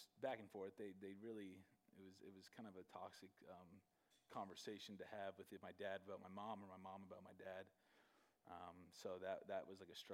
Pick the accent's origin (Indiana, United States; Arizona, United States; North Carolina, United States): Arizona, United States; Gilbert; also born or lived in Canada / Michigan; I grew up here in Arizona. In Gilbert, I moved to Gilbert when I was 7